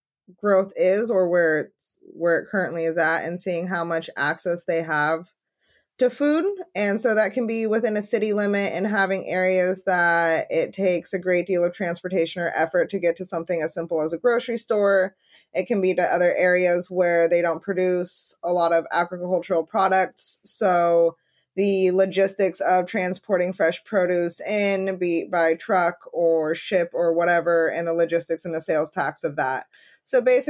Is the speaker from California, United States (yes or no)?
yes; Redding, California, United States; I'm from Redding